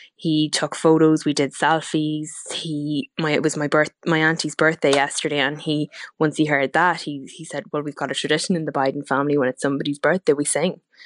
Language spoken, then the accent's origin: English; Cooley Peninsula, County Louth, Leinster, Ireland